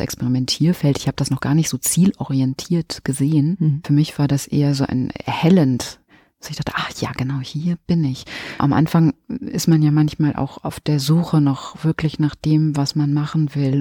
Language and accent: German; Minden, North Rhine-Westphalia, Germany; moved away as an adult; also born or lived in Münster / Hamburg / Barcelona; now in Cologne, Germany; Am 9.9.77 erblickte ich das Licht der Welt in Minden, Westfalen und da komme ich her, bin dort aufgewachsen